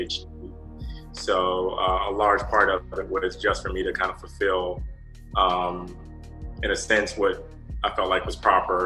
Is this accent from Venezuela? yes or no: no; Atlanta, Georgia, United States; I'm from Atlanta originally